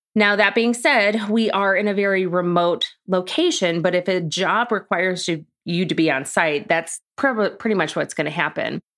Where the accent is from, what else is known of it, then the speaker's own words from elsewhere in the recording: Chicago, Illinois, United States; moved away as an adult; also born or lived in Orland Park, Illinois / New York City / Bloomington, Illinois; now in Charlotte, United States; I grew up in Chicago.